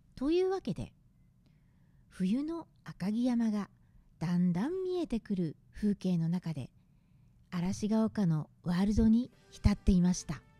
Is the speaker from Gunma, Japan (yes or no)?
yes; Gunma, Japan; カラッカゼが吹きすさぶ群馬で育ちました。